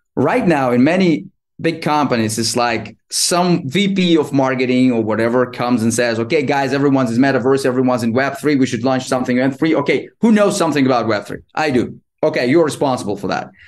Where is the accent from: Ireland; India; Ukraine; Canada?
Ukraine; moved away as an adult; now in Barcelona, Spain; I was born and raised in Ukraine. Um, I'm 39 right now, and now currently I live in Barcelona, Spain